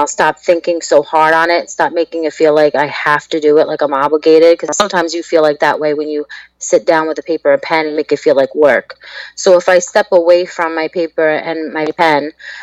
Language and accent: English; New York, United States; now in Pennsylvania, United States; I'm originally from New York, and now I'm living in PA, about an hour and a half outside the city